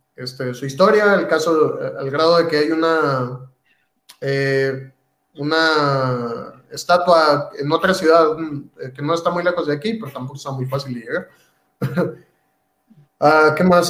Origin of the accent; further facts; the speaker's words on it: Mexico; moved away as an adult; now in Bielefeld, Germany; la mayoría pues somos de Latinoamérica y muchos, muchos somos mexicanos